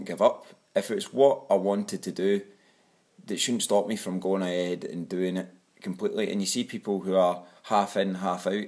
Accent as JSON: {"language": "English", "town": "Glasgow", "region": "Scotland", "country": "United Kingdom", "also_born_or_lived": "Jeddah, Saudi Arabia", "accent": "broad", "moved": "as an adult", "lives_now": "Abu Dhabi, United Arab Emirates", "said": "I come from Glasgow in Scotland. I've got quite a broad accent"}